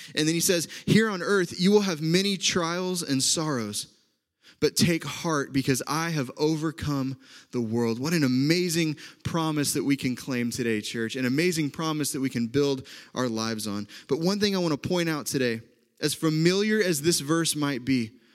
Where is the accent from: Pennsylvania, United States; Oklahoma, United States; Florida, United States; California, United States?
Oklahoma, United States; accent: Oklahoma; moved away as an adult; also born or lived in Indiana; now in Wisconsin, United States; from Oklahoma like I am